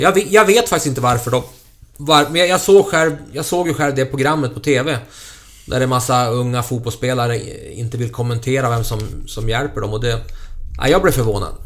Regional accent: Köping, Västmanland, Sweden; i Köping F F i min hemstad

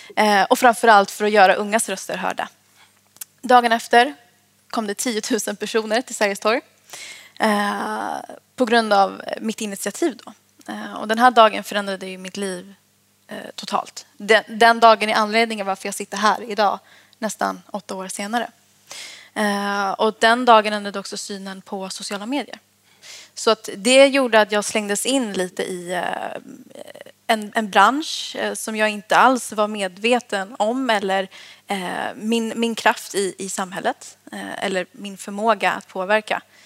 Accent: Sollentuna, Stockholm County, Sweden; Jag växte upp i Sollentuna

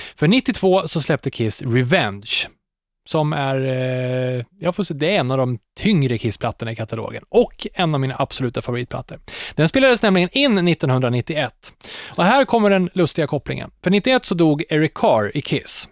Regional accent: Katrineholm, Södermanland, Sweden; hemma i Katrineholm

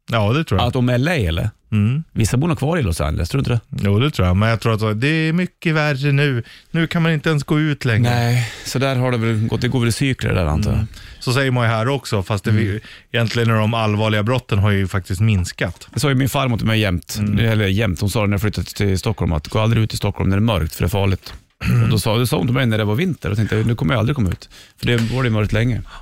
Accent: Ukraine; Jag kommer från Ukraina.

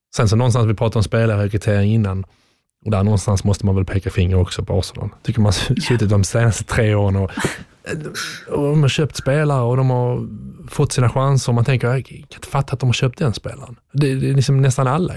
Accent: Sweden; moved away as an adult; also born or lived in England; som svensk

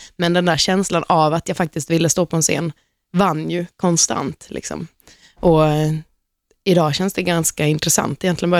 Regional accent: Halmstad, Halland County, Sweden; Jag är från Halmstad själv

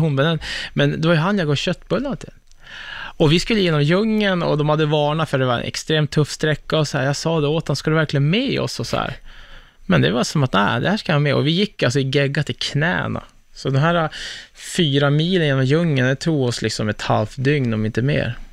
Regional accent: Örnsköldsvik, Västernorrland County, Sweden; jag är från Örnsköldsvik. Liksom, ja. jag, jag är ju bara en Norrlandskille

